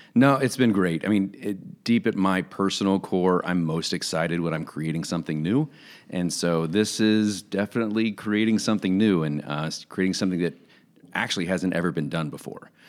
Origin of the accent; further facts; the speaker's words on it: Jacksonville, Florida, United States; now in Kansas, United States; I'm a guy who was born and raised in Jacksonville, Florida, so I'm a Florida guy